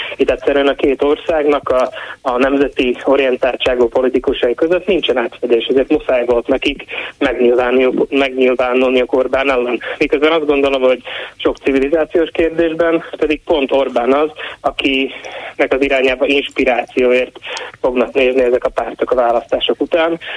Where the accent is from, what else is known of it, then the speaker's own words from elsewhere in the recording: Slovakia; Én nem csak én születtem itt, hanem a szüleim, sőt a nagyszüleim és a dédszüleim is ugyanitt éltek